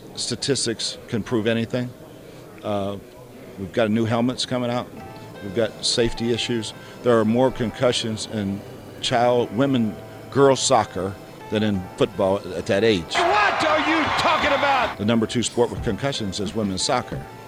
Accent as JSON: {"language": "English", "region": "Michigan", "country": "United States", "tie": "born or raised there", "moved": "yes", "lives_now": "Philadelphia, United States", "said": "I grew up in Michigan"}